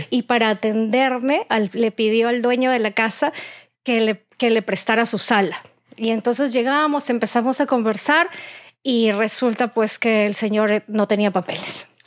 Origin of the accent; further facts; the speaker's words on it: Peru; Mi esposo cuando dijo, me voy a casar con una peruana, voy a comer rico